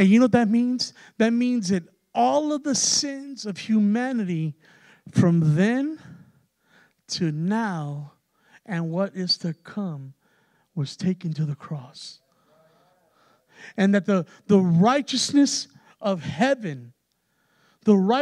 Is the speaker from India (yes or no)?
no; San Antonio, Texas, United States; we're from San Antonio, and everybody, primarily it's Hispanic there